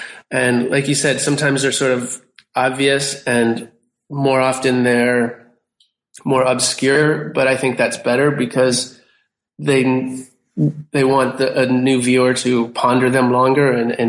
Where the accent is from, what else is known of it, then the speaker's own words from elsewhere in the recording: United States; You know, I'm an American and I'm a visual artist, and that's the way I do projects.